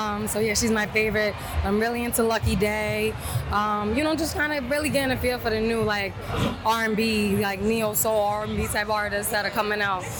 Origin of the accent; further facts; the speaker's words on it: New York City, New York, United States; I'm from Staten Island